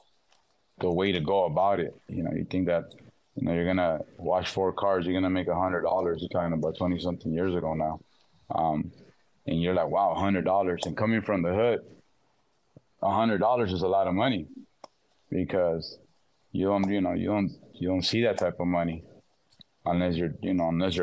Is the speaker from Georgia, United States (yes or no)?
no; Los Angeles, California, United States; I was born and raised in South Central